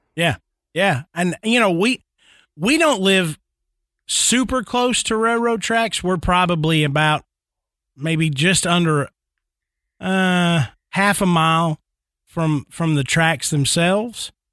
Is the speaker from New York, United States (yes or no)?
no; Nashville, Tennessee, United States; growing up in Nashville